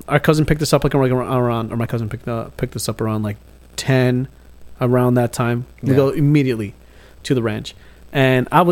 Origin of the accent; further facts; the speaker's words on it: California, United States; moved away; I'm from California